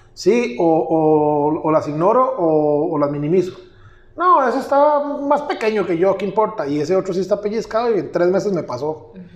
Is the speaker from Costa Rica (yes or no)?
yes; Pérez Zeledón, San José, Costa Rica; yo estudié en San José y cuando regresé a Pérez, a, la ciudad donde yo nací, a establecer la empresa